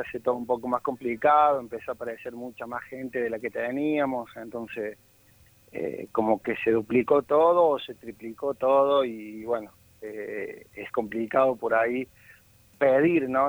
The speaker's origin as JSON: {"language": "Spanish", "region": "Córdoba", "country": "Argentina", "said": "yo soy del Bajo Yopeyu"}